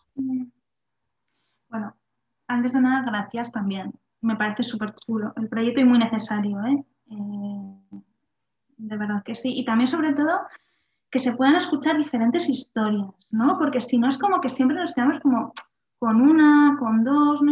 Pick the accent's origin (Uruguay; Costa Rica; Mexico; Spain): Spain; Vitoria-Gasteiz, Basque Country; also born or lived in Salamanca; yo soy de Vitoria, y estaba en Salamanca estudiando